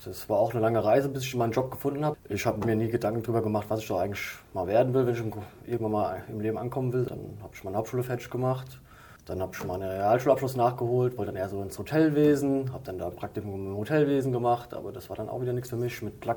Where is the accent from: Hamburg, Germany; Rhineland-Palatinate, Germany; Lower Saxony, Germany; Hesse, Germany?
Hesse, Germany; Limburg; also born or lived in Frankfurt; Nee, geboren in Sossenheim, aber dann mit Sippe sind wir nach Limburg gezogen und dann Limburg-Weilburg groß